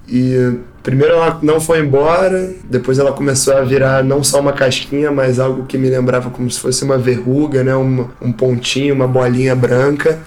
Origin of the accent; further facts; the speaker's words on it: Rio de Janeiro, Brazil; sou carioca, nascido e criado aqui no Rio de Janeiro